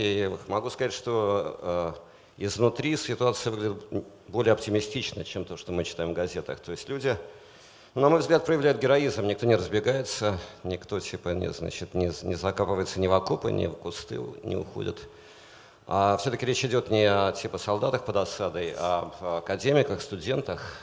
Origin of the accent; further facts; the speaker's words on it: Saint Petersburg, Russia; я рос в Питере